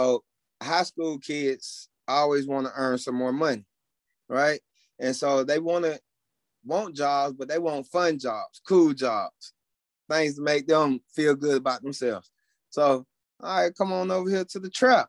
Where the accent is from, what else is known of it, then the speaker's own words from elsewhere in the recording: College Park, Georgia, United States; from where I'm from College Park, Georgia, none of my people in my neighborhood grew up playing golf